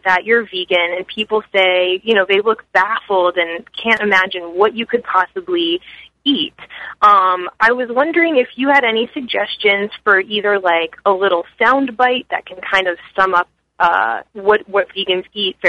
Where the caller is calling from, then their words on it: Bethlehem, Pennsylvania, United States; I'm calling from Bethlehem, Pennsylvania.